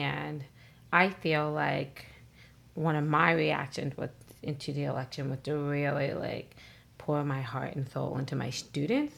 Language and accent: English; Virginia, United States; moved away as an adult; now in New York, United States; I'm from Virginia